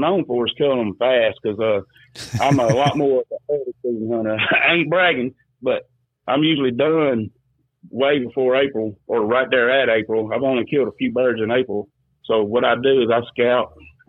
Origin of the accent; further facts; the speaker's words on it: South Louisiana, United States; moved away as an adult; also born or lived in Atchafalaya Basin, Louisiana / Jeanerette, Louisiana; now in Alabama, United States; I grew up in South Louisiana, frogging and trapping and duck hunting